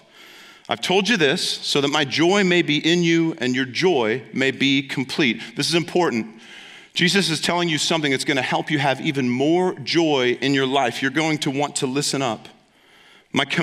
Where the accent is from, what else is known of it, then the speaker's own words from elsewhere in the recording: Ohio, United States; moved away; because I'm from Ohio